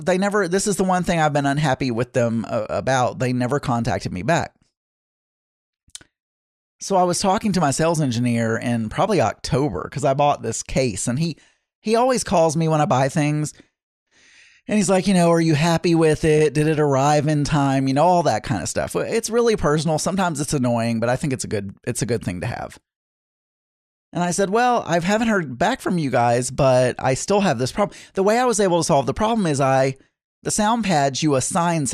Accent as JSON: {"language": "English", "town": "Warren", "country": "United States", "tie": "born or raised there", "moved": "yes", "said": "my hometown, Warren"}